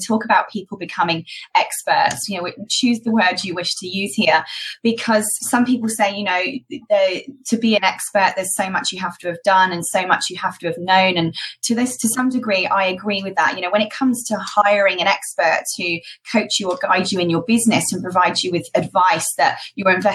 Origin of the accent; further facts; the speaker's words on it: United Kingdom; accent: British; moved away as an adult; also born or lived in Malta; I did actually start my education and training business in the UK, as you can probably tell from my accent